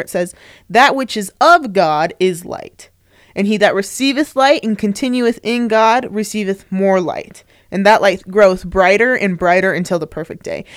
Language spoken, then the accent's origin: English; Tempe, Arizona, United States; moved away as an adult; also born or lived in Flagstaff, Arizona; now in Utah, United States; I grew up in Tempe, Arizona, um, right by Arizona State University